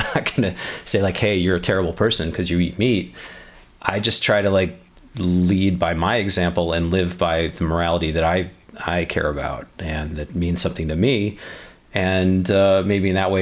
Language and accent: English; Chicago, Illinois, United States; I grew up in Chicago.